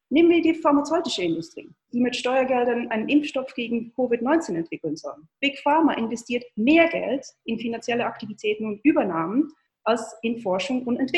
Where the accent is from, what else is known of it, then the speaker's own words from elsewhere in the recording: Switzerland; wie gesagt, ich bin Schweizerin und äh, äh, höre mir jeden Tag die Schweizer Nachrichten an.